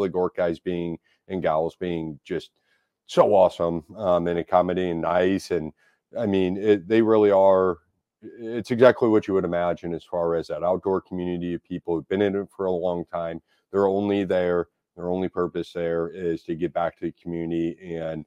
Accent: St. Louis, Missouri, United States; also born or lived in Oakville, Missouri; I grew up in South St. Louis

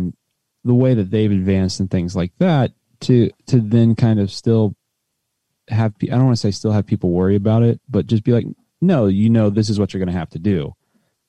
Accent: West Virginia, United States; I'm from West Virginia.

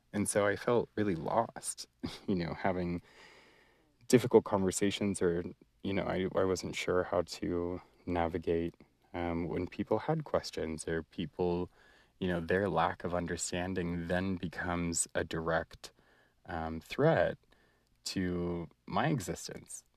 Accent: United States; being a Palestinian and being a Muslim growing up in America

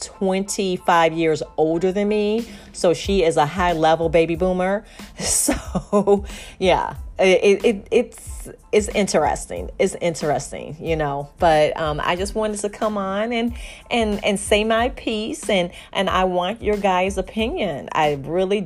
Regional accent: Chicago, Illinois, United States; moved away; I'm from Chicago, you know, originally

